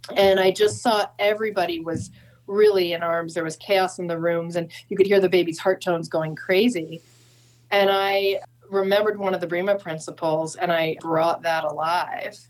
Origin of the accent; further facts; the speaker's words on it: San Francisco, California, United States; now in Santa Cruz, United States; I'm from San Francisco